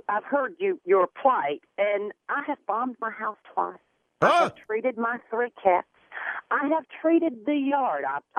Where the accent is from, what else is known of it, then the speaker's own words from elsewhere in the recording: South Carolina, United States; moved away; And I grew up in South Carolina.